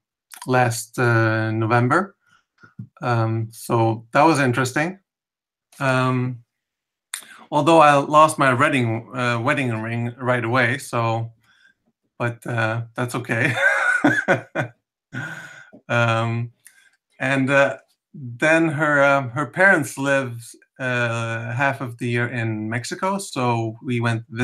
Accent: Sweden; moved away as an adult; now in Toronto, Canada; I'm not Canadian. I'm originally from Sweden, but I live in Toronto with my wife. And I came here 10 years ago

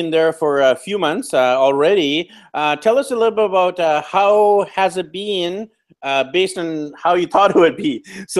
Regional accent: Vancouver, British Columbia, Canada; moved away as an adult; also born or lived in Japan / Europe / Australia; I'm from Vancouver, BC, Canada, but I've lived on four continents now. I lived in Japan teaching English, then I lived in Europe on a working holiday, then I studied in Australia

